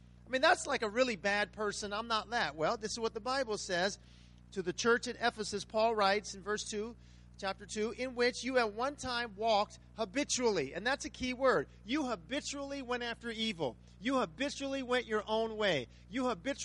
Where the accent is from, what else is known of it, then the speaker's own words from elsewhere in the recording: Riverside, California, United States; now in Las Vegas, United States; I'm from Riverside, California